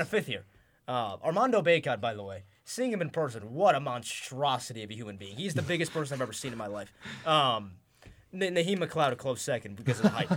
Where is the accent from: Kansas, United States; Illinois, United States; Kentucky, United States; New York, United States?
New York, United States; Rochester; I'm from Rochester